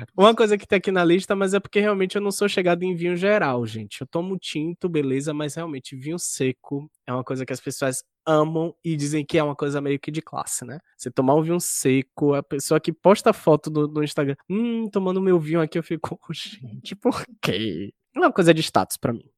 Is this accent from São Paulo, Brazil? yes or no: no; Bahia, Brazil; Eu sou baiano